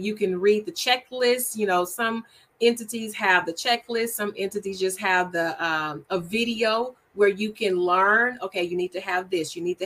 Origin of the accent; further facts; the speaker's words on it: Shreveport, Louisiana, United States; moved away as an adult; now in Texas, United States; Shreveport, Louisiana, which is my hometown